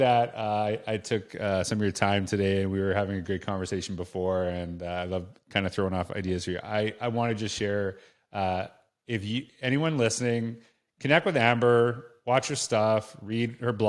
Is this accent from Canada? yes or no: yes; Canada; Yeah, because, like, you know, being Canadian, I love teams, but also I'm Canadian